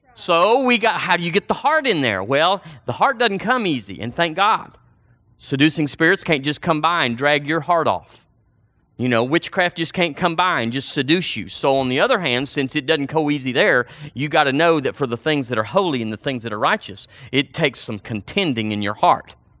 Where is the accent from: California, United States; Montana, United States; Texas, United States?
Texas, United States; Seagraves; moved away; We went to a church recently in my hometown